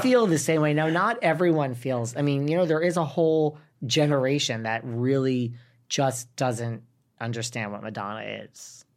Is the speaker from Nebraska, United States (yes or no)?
no; New York, United States; now in Los Angeles, United States; I self-identify as a New Yorker 'cause I am a New Yorker.